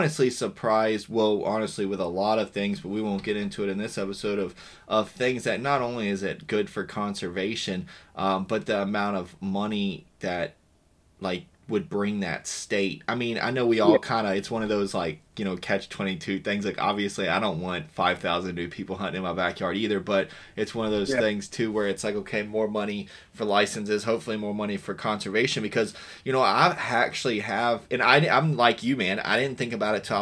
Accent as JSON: {"language": "English", "region": "Virginia", "country": "United States", "tie": "born or raised there", "said": "I grew up in Virginia"}